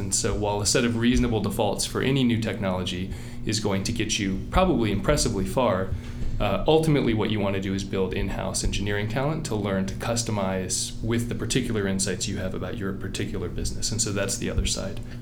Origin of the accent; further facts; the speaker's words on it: Virginia, United States; moved away; Virginia in the kind of a combination of Richmond and Appalachia